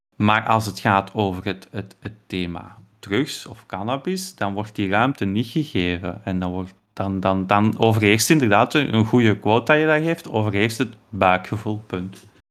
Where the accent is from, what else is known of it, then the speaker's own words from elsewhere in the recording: Belgium; wij als Belgen